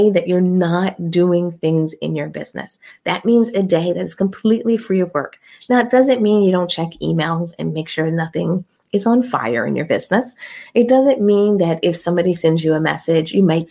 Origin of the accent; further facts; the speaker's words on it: Philadelphia, Pennsylvania, United States; I'm from Philly